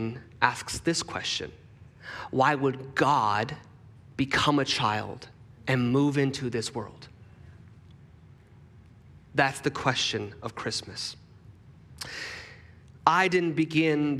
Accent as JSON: {"language": "English", "region": "Texas", "country": "United States", "tie": "born or raised there", "moved": "yes", "said": "I was born in Texas"}